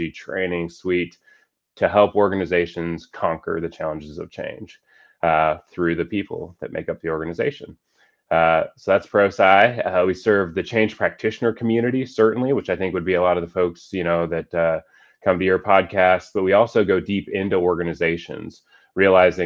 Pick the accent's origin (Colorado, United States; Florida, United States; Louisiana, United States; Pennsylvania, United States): Colorado, United States; also born or lived in Boston; I was born and raised in Colorado